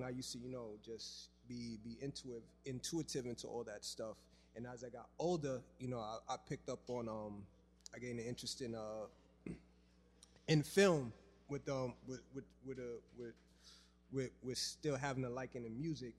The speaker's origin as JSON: {"language": "English", "town": "New York City", "region": "New York", "country": "United States", "tie": "born or raised there", "also_born_or_lived": "Harlem / the Bronx", "said": "growing up in the Bronx, well, originally I'm from Harlem, but I later moved to the Bronx"}